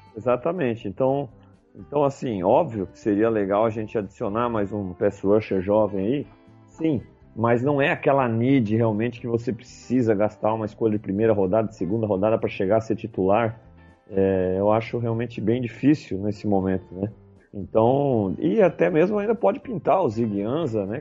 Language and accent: Portuguese; Brazil; como brasileiro e torcedor do Buffalo Bills